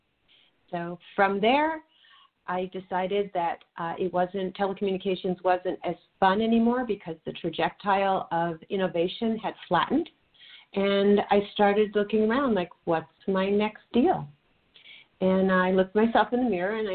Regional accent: outside of New York City, United States; moved away as an adult; now in Los Angeles, United States; I am a New Yorker living in L.A.

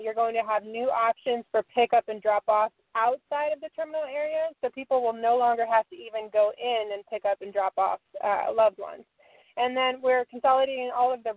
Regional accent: Southern California, United States; Born and raised in Southern California

